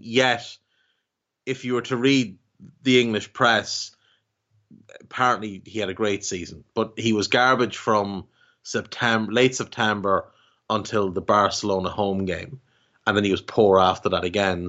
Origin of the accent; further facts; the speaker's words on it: Ireland; as an Irishman